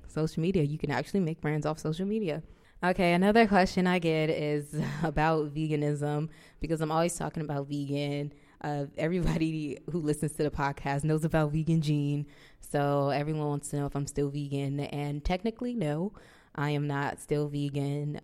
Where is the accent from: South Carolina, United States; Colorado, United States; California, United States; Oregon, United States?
California, United States; Compton; moved away as an adult; now in New York City, United States; I'm from Los Angeles, L A, Compton